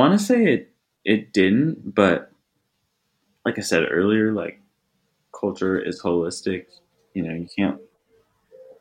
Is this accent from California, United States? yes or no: yes; Los Angeles, California, United States; I grew up in the South Bay, near the beach